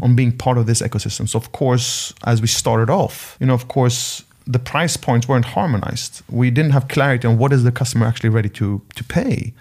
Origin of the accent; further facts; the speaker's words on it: Sweden; moved away; My home country, Sweden